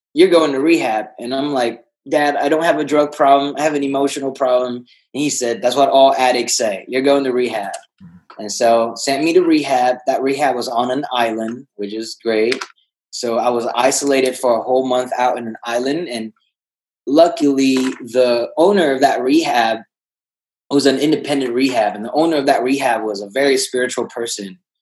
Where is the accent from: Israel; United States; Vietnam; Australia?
Vietnam; moved away; I was uh, born and raised in Vietnam.